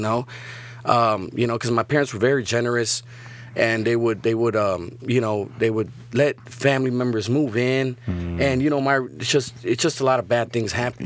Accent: Chicago, Illinois, United States; now in Laredo, United States; I'm from Chicago

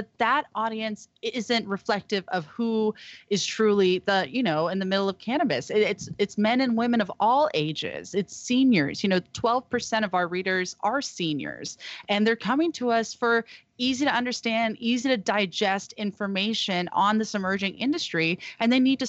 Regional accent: Humboldt, California, United States; And since we're from Humboldt and from the Emerald Triangle, we know a lot about cultivation from seed to sale.

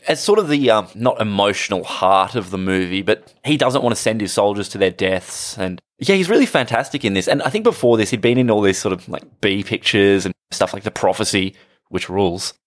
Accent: Australia; as an Australian

